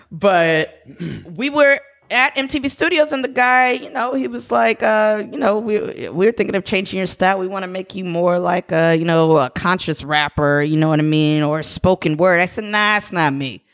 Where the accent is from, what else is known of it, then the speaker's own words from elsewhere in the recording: San Jose, California, United States; I'm actually born and raised in San Jose.